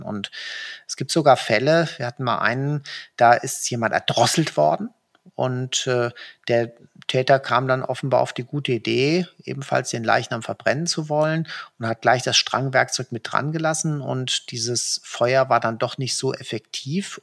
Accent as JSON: {"language": "German", "country": "Germany", "said": "bei uns in Deutschland"}